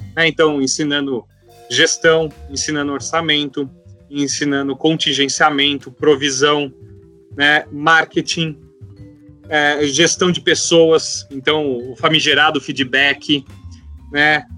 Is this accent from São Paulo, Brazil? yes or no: yes; interior of São Paulo, Brazil; Eu sou do interior de São Paulo, né? muita fazenda, então a gente cresce acostumado com isso.